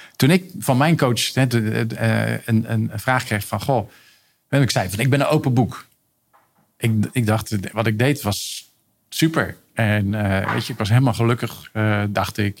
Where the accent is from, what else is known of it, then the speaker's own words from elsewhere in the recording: Rotterdam, South Holland, Netherlands; Ik ben 66 geboren in Rotterdam